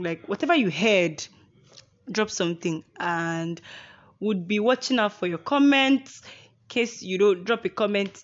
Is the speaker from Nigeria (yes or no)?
yes; Nigeria; accent: Igbo accent mixed with Yoruba plus Hausa; I like to be Nigerian with my Igbo accent mixed with Yoruba plus Hausa